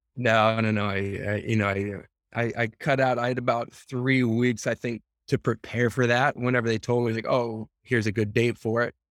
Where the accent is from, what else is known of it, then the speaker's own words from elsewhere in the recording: United States; being American